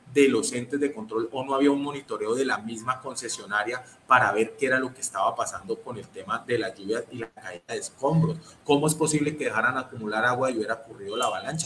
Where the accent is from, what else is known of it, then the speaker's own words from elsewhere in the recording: Colombia; la gran mayoría de los colombianos